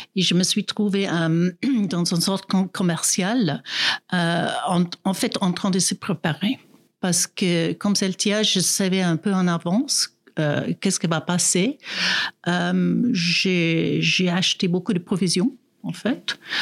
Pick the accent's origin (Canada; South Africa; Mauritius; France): South Africa; French is a second language; now in Grand-Saconnex, Switzerland; je suis née en Afrique du Sud, mais ça fait plus que 30 ans que j'habite en Suisse